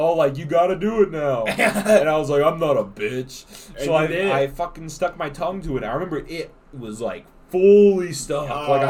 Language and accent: English; Alabama, United States; It's funny because he was my cousin and I'm from Alabama.